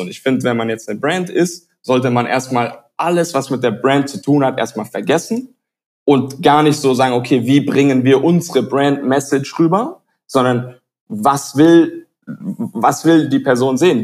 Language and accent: German; Tübingen, Baden-Württemberg, Germany; moved away as an adult; also born or lived in United States; now in Barcelona, Spain; Ich komme aus der Nähe von Stuttgart, ähm, bin Halbamerikaner, also bin teilweise auch in, in den USA aufgewachsen, aber den Großteil natürlich in, in Deutschland, in der Nähe von Stuttgart